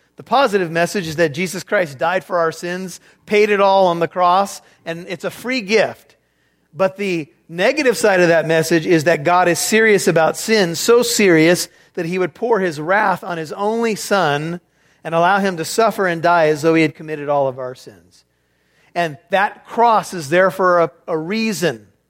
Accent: United States; as an American

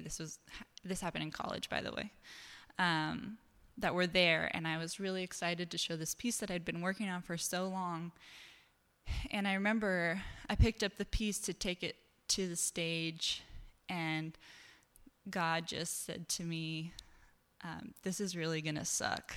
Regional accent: Eastern Washington, United States; also born or lived in New York City; now in Seattle, United States; I grew up in Eastern Washington

